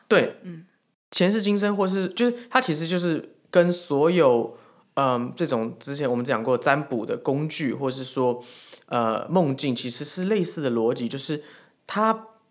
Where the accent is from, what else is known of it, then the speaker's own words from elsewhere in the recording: Taiwan; 我们是台湾人